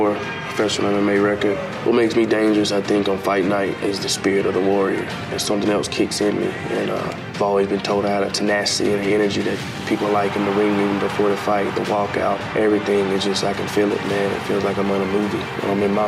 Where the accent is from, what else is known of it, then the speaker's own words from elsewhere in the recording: McIntosh, Alabama, United States; I was born in McIntosh, Alabama. It's an Indian reservation of the Mohawk Choctaw. Growing up there was pretty rough